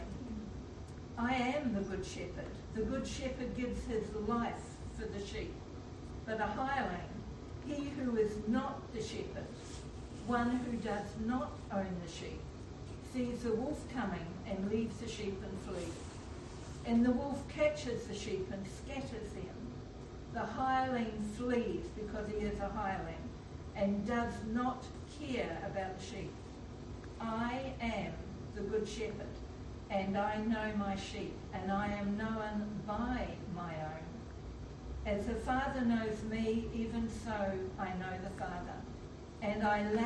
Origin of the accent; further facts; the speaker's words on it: Belfast, Northern Ireland, United Kingdom; I was from Belfast, Northern Ireland